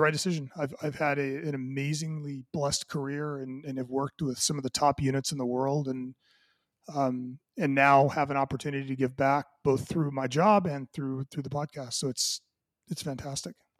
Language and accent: English; Southern California, United States; I grew up, uh, you know, in Southern California